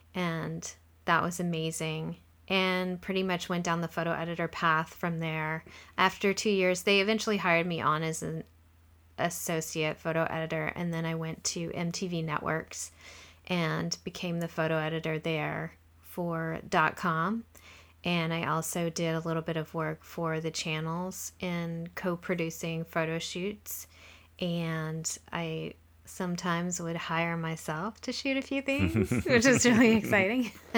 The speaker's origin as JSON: {"language": "English", "region": "Louisiana", "country": "United States", "said": "I am originally from Louisiana, and I studied fashion design in college."}